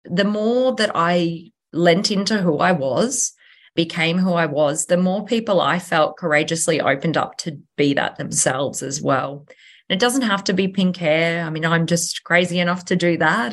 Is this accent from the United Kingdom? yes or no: no; Nambour, Queensland, Australia; a Sunshine Coast local, born and bred. Um, so I was born in Nambour Hospital